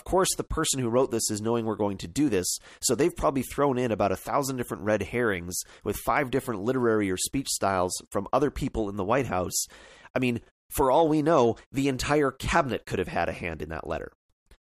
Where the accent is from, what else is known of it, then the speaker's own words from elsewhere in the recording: Canada; I'm a Canadian, I can't vote in the American elections